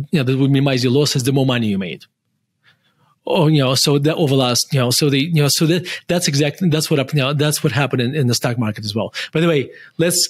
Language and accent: English; Murmansk, Murmansk Oblast, Russia; moved away as an adult; now in Denver, United States; I was born in Russia, and I used to say this, with pride that I'm from Russia